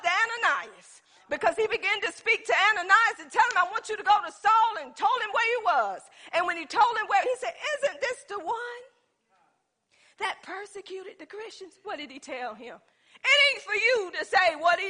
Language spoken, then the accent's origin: English; Pender County, North Carolina, United States; I'm from Pender County